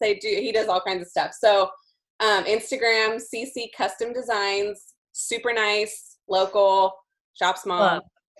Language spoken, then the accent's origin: English; Bakersfield, California, United States; from my hometown in Bakersfield